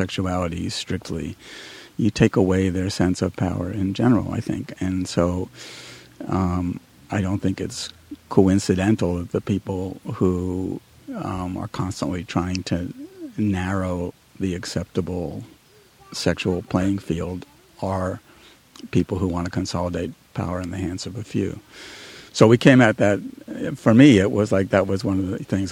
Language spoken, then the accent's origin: English; New York, United States; moved away as an adult; also born or lived in Washington, D.C. / Ohio; now in California, United States; I grew up in New York